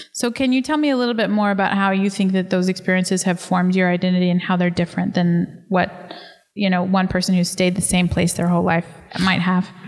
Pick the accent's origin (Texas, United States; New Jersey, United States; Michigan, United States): Texas, United States; moved away as an adult; now in Sierra Leone; I am from Texas